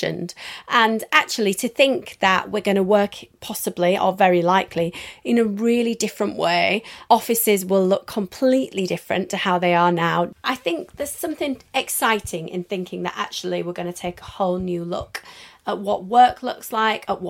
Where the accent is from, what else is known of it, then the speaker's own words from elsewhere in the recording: Leeds, Yorkshire and the Humber, United Kingdom; moved away as an adult; now in London, United Kingdom; I came to London from Leeds, as I'm sure you can tell, specifically for work